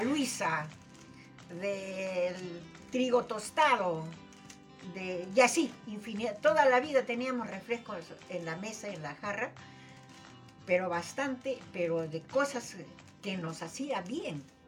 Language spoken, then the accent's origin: Spanish; Tacna, Peru; nacida en la calle Deustoa, vecina de la Plaza de Armas